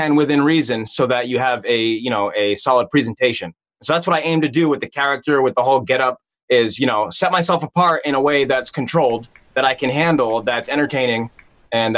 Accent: New England, United States; I grew up in New England. I'm from the Northeast, East Coast, USA

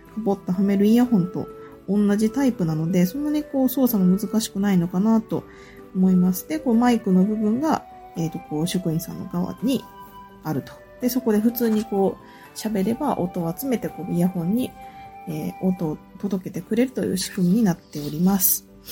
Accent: Ehime, Japan; also born or lived in Niihama, Ehime; 超地元のお菓子

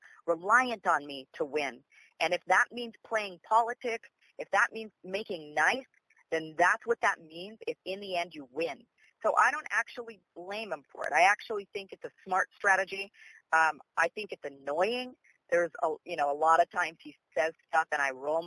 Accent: Idaho, United States; now in Los Angeles, United States; I was born and raised up here in Idaho

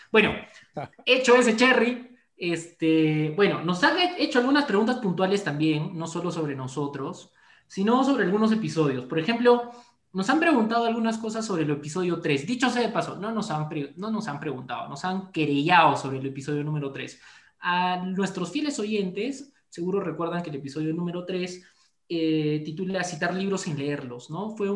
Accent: Cusco, Peru; amigos, no estoy molesto, mi voz es así, van a disculpar, yo vengo del Cusco, somos un poco duros acá, pues pero así somos.

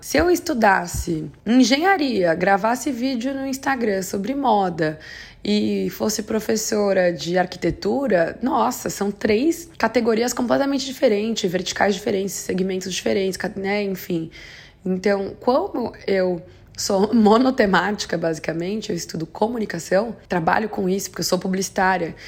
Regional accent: Brazil; moved away; eu sei que eu não moro mais no Brasil, mas eu acompanho a, a política doméstica e assim, como brasileira mesmo

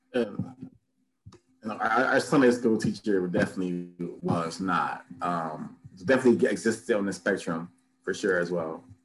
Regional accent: Los Angeles, California, United States; I grew up in South Central

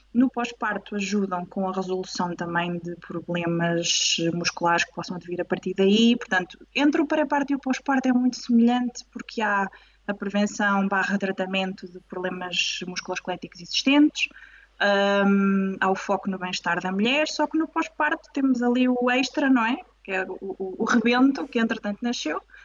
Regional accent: Coimbra, Centro, Portugal; moved away as an adult; now in Lisbon, Portugal; sou originária de Coimbra, mas agora estou em Lisboa

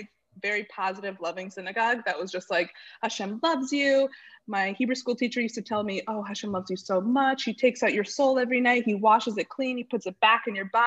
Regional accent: West Hartford, Connecticut, United States; I grew up in West Hartford, Connecticut.

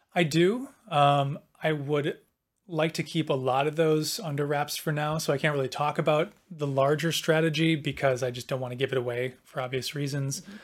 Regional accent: Milwaukee, Wisconsin, United States; moved away; I'm from Milwaukee

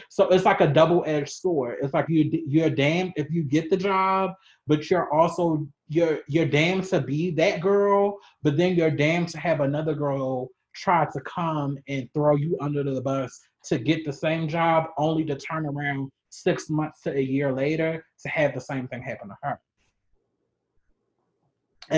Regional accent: Baltimore, Maryland, United States; I'm originally from Maryland

